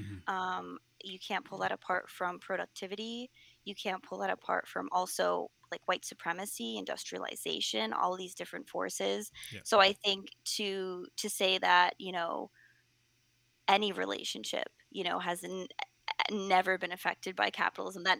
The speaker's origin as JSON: {"language": "English", "country": "United States", "said": "I'm speaking as an American, I'm speaking as someone from the West"}